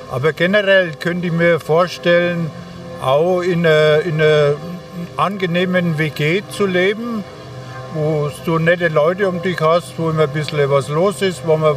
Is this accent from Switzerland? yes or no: no; Egypt; German is a second language; now in Germany; Ich komme aus Ägypten.